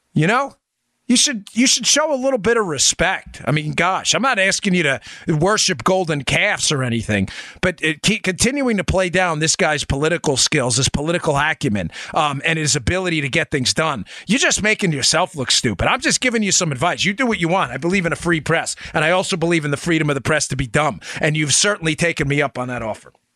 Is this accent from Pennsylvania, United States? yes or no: no; New York City, New York, United States; moved away; I spent most of my adult life in Queens, New York.